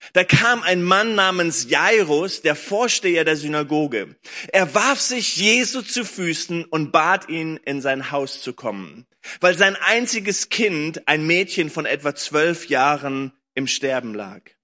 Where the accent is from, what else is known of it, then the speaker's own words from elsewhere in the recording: Lüneburg Heath, Lower Saxony, Germany; now in Berlin, Germany; ich bin groß geworden in der Lüneburger Heide, habe hier gelebt, meine Eltern leben hier immer noch